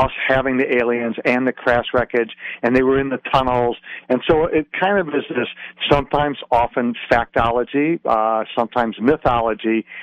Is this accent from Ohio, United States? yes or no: no; Detroit, Michigan, United States; I can remember growing up in Detroit